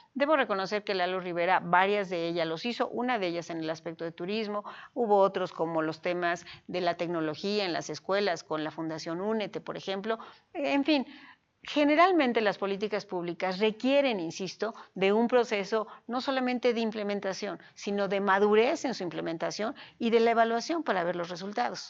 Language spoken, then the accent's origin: Spanish; Puebla, Mexico; Amo a mi tierra, sin duda amo a Puebla, amo al Estado y soy una mexicana